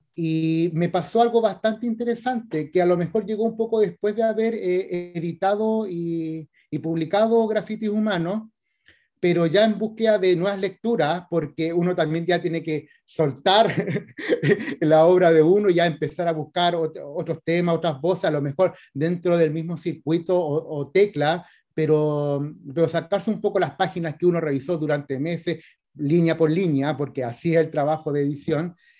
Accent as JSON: {"language": "Spanish", "region": "Valparaíso", "country": "Chile", "tie": "born or raised there", "moved": "as an adult", "lives_now": "Viña del Mar, Chile", "said": "nací el 81 en Valparaíso y después me cambié para Viña, así que en realidad soy más porteño, pero está bien, como escritor viña marino porque vivo hace rato en Viña, pero, pero yo me eduqué y todo en Valparaíso."}